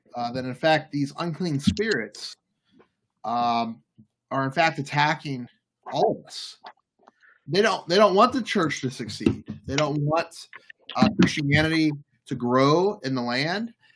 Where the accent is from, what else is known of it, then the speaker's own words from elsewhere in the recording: New Orleans, Louisiana, United States; also born or lived in Florida; now in Baltimore, United States; I'm from New Orleans